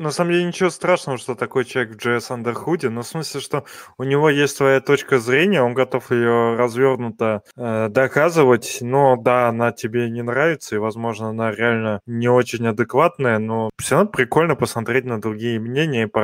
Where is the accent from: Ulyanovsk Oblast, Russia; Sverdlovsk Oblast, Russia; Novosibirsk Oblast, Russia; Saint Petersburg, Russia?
Saint Petersburg, Russia; Ну, я из Санкт-Петербурга. Кировский завод — это в Санкт-Петербурге.